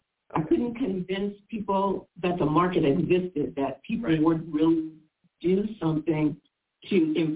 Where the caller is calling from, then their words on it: Long Beach, California, United States; I'm calling from Long Beach, California.